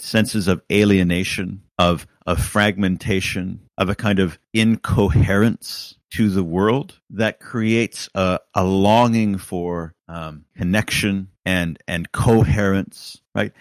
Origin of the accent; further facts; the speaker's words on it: Canada; moved away as an adult; now in United Kingdom; as a Canadian